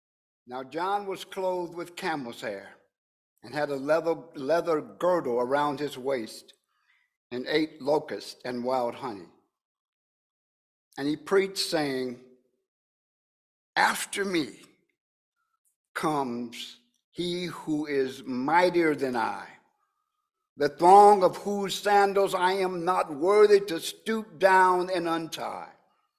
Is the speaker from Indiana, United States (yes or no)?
yes; Evansville, Indiana, United States; I would fly from my hometown of Evansville, Indiana, to Indianapolis, Indiana.